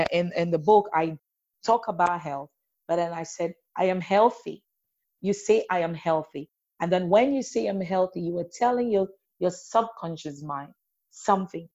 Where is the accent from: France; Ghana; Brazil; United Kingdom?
Ghana; moved away; I'm Ghanaian, so I'll keep going back home